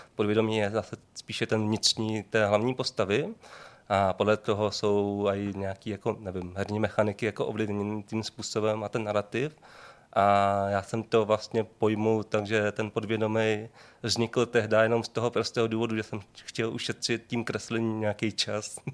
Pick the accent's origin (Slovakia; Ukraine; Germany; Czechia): Czechia; Šenov, Moravian-Silesian Region; also born or lived in Brno; pocházím ze Šenova, což je malý jako městečko vedle Ostravy